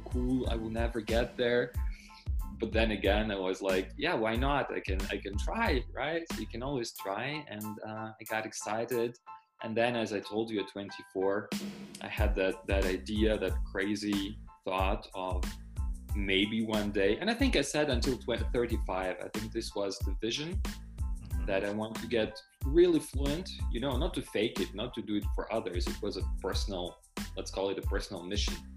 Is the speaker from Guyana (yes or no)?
no; Ukraine; first language Russian; English is a second language; moved away as an adult; also born or lived in Germany; now in Krakow, Poland; I studied translation interpreting in Ukraine, because this is where I was born. My mother tongue is Russian, and I learned Ukrainian